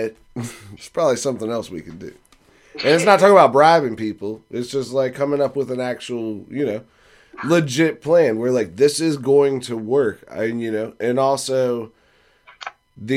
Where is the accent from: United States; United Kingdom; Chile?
United States; Fredericksburg; we're from Fredericksburg. We know all about rivers